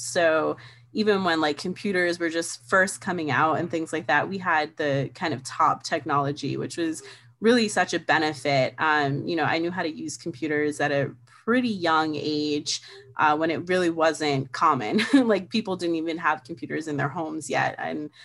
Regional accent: New York City, New York, United States; I was born and raised in New York City. I still live in New York City

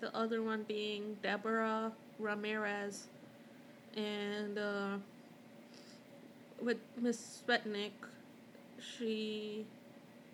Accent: Mumbai, Maharashtra, India; moved away; I grew up in Mumbai

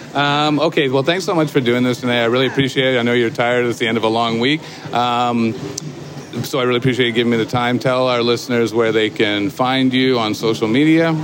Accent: Kitchener, Ontario, Canada; I'm from Kitchener, just outside Toronto.

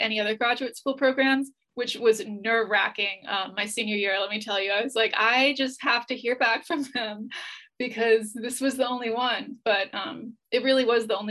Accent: the South, United States; moved away as an adult; now in Reykjavik, Iceland; growing up in the South

